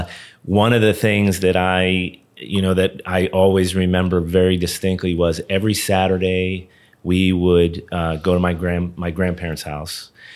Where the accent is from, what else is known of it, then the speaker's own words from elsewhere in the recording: Hollywood, Florida, United States; I grew up here in South Florida, in Hollywood.